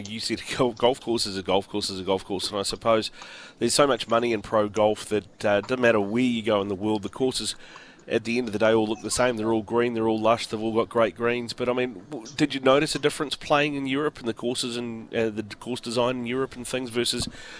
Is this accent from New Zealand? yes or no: yes; New Zealand; being a Kiwi, being from this part of the world